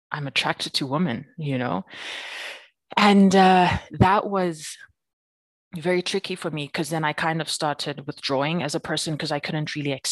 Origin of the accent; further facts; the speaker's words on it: Free State, South Africa; now in Johannesburg, South Africa; People like when they hear that I grew up in the Free State, they're like, I don't understand. You don't seem like somebody that grew up in the Free State.